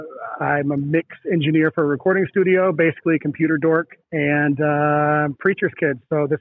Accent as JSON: {"language": "English", "town": "Toledo", "region": "Ohio", "country": "United States", "said": "I'm from Toledo, Ohio area, right on the border of Michigan and Ohio."}